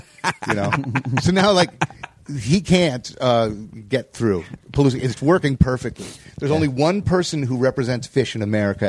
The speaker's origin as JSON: {"language": "English", "region": "East Coast", "country": "United States", "tie": "born or raised there", "said": "And, you know, growing up on the East Coast, you just that was the room."}